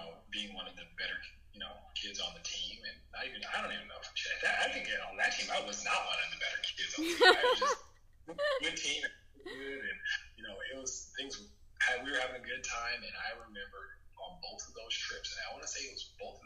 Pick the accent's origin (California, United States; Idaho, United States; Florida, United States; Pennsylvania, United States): California, United States; Los Angeles; I grew up here in South Central